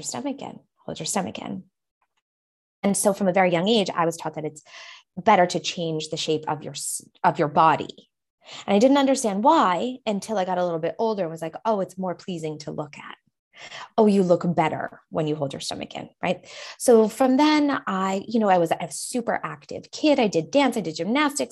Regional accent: New Hampshire, United States; I'm from New Hampshire

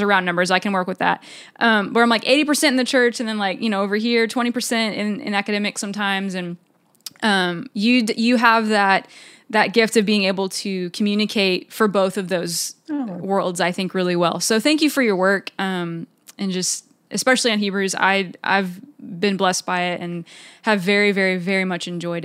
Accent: Texas, United States; we're both from Texas

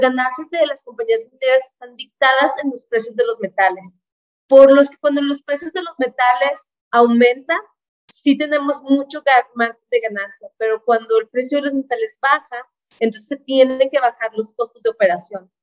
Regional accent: Mexico; now in Canada; Yo crecí en minería en México

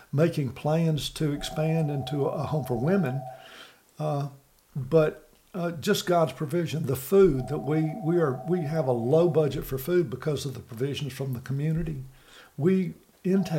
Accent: Atlanta, Georgia, United States; moved away as an adult; also born or lived in Columbus / Europe; I'm originally from Atlanta, and my wife and I married, and we felt called. We left Atlanta in 85

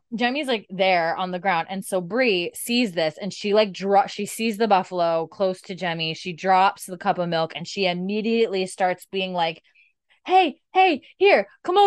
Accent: Canada; we're Canadian

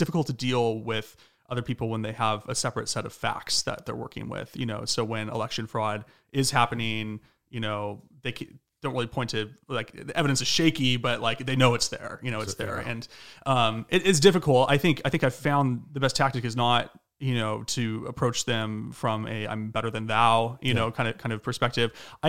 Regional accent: Fresno, California, United States; I come from Fresno, California in the Central Valley. It's a very Republican place in California.

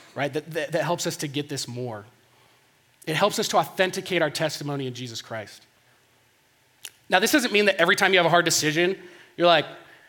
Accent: Denver, Colorado, United States; I grew up in Denver here, close to here.

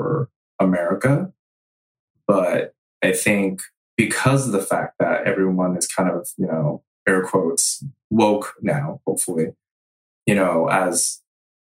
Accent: San Jose, California, United States; growing up in Eastside San Jose

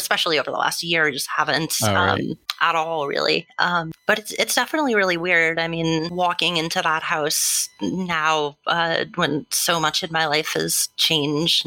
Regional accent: Massachusetts, United States; also born or lived in Texas / Saratoga Springs, New York; I was born in Texas, but I didn't spend very much time there. Pretty much lived my whole life in Massachusetts

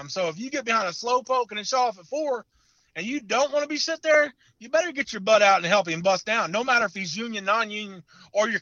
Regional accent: Oklahoma, United States; I'm from Oklahoma

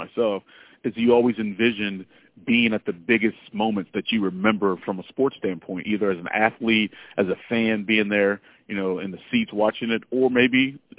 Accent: the South, United States; I grew up in the South, so I had a little bit of an accent. I worked to get rid of my accent.

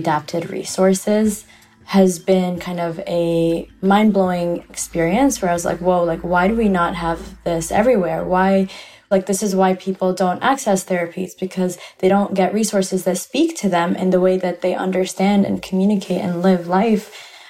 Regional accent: Yemen; moved away; also born or lived in Toronto, Canada; You know, I'm from Yemen, there's war in Yemen, it's kind of just being able to process all of that.

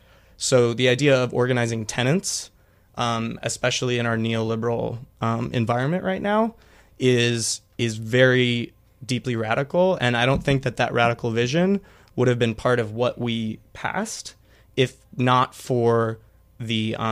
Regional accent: Minnesota, United States; moved away; Minnesota, my home state

